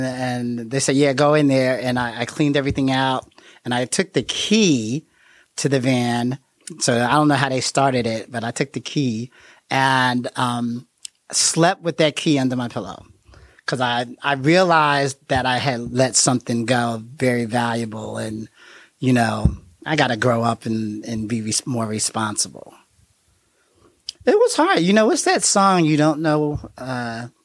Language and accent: English; Jersey City, New Jersey, United States; now in Dayton, United States; I'm from Jersey City, New Jersey, and I live next door to a narcotics detective on my block in Jersey City